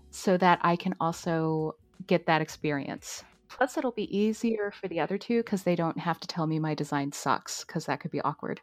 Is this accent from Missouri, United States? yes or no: yes; St. Louis, Missouri, United States; I'm from Saint Louis